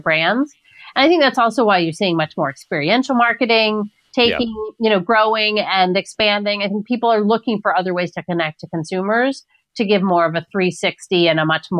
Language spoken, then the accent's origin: English; New York City, New York, United States; I'm not just a New Yorker. I'm born and bred in Queens